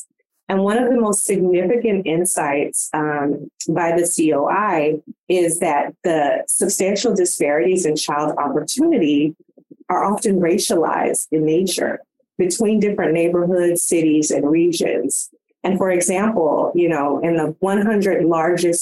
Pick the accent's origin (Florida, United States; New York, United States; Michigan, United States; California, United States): California, United States; moved away; I am a transplant from California, deep roots out there